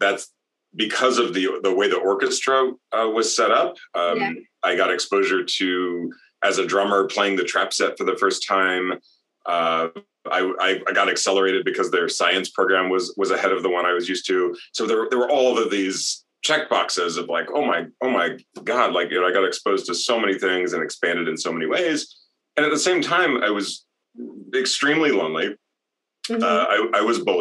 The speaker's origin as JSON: {"language": "English", "town": "Fulton", "region": "Missouri", "country": "United States", "tie": "born or raised there", "also_born_or_lived": "Salt Lake City, Utah", "said": "I had made really good friends in my hometown, and I had a good school experience, you know, pretty much all the way to the end of high school"}